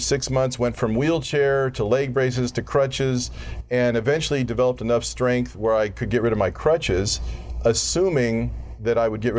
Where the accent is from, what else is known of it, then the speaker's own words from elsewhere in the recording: Glendale, California, United States; up in Glendale.